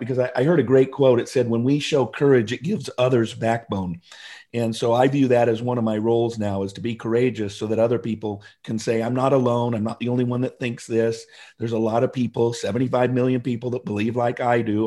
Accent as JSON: {"language": "English", "town": "Seattle", "region": "Washington", "country": "United States", "tie": "born or raised there", "moved": "as an adult", "said": "I grew up in the Seattle area, first fifty years of my life in Seattle."}